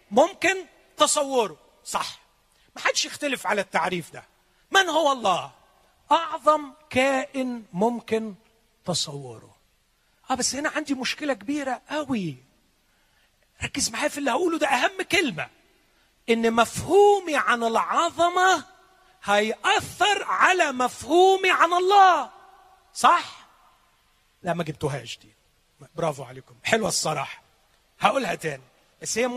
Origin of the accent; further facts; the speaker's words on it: Upper Egypt, Egypt; أنا شفت عمدة زمان وأنا صغير اتربيت شوية في الصعيد